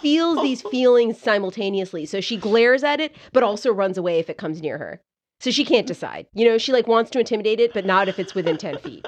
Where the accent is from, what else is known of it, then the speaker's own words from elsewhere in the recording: Canada; moved away; I grew up there